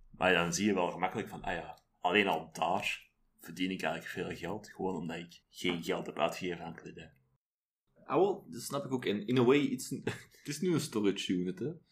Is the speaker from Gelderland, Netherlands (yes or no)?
no; Middelburg, Zeeland, Netherlands; Want ik ben dan opgegroeid in Middelburg, wat een beetje moerasgebied is bij momenten.